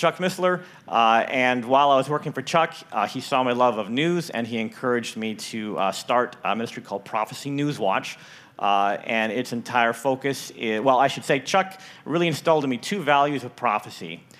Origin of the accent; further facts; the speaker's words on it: Richmond, Canada; moved away as an adult; also born or lived in northern Idaho; now in Idaho, United States; I grew up in Richmond. I come back now, and I don't recognize Richmond. So I have that Canadian perspective of growing up in Canada